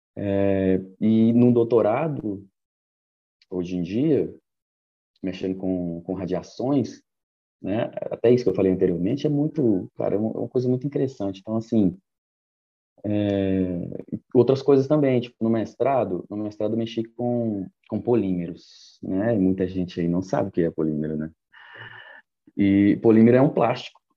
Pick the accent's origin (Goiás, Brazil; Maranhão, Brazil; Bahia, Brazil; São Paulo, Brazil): Goiás, Brazil; Goiânia; also born or lived in Mato Grosso / Ouro Preto; now in Belo Horizonte, Brazil; sou natural de Goiânia, morei bastante tempo no Mato Grosso